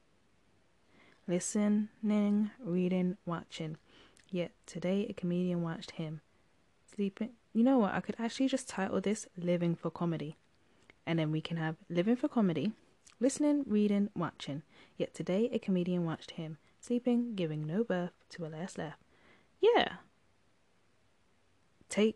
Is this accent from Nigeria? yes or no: no; United Kingdom; I'm British, we call our seats settees